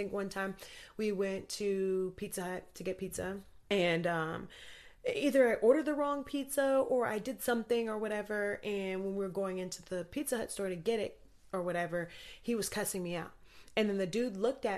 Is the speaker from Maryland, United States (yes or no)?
no; Anchorage, Alaska, United States; I grew up in Anchorage, Alaska